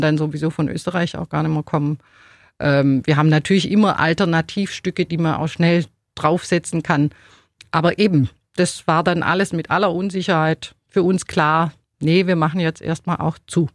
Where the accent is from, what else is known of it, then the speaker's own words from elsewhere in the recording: Ulm, Baden-Württemberg, Germany; also born or lived in Neu-Ulm; Also ich hab, äh, Ulm überhaupt nie verlassen. Ich bin in Ulm geboren